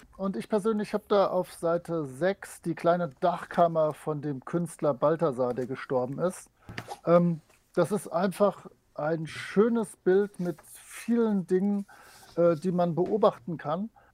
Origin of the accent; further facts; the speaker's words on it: Rhineland, Germany; Kölsch würde ich zur Not hinkriegen, also als, als Rheinländer.